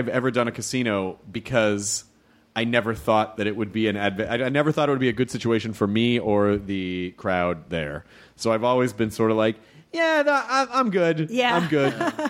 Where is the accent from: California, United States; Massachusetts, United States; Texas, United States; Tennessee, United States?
Tennessee, United States; Memphis; Tunica, because I'm from Memphis, Tunica is basically, it was the poorest county in the state.